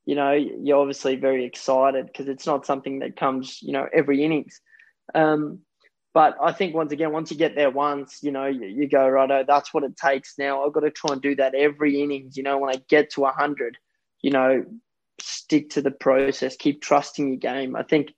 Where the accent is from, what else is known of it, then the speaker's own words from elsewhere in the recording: South Africa; born there; It was only about 40 minutes from where I was born in South Africa, in the town that I, you know, I used to come there as a kid, as a, you know, 5-6 year old.